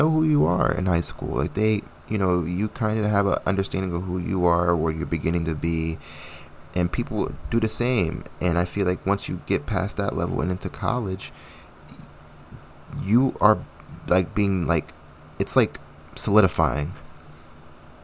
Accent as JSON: {"language": "English", "region": "New Jersey", "country": "United States", "tie": "born or raised there", "also_born_or_lived": "Connecticut", "moved": "as an adult", "said": "I went to school in Connecticut and I'm from New Jersey"}